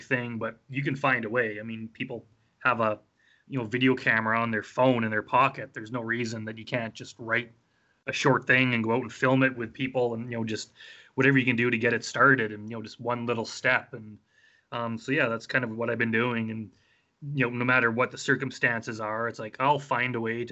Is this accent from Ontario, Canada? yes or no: no; Wetaskiwin, Alberta, Canada; now in Edmonton, Canada; I grew up in Wetaskiwin, which is a small town. Edmonton's a pretty big city, but yeah, that's where I'm based now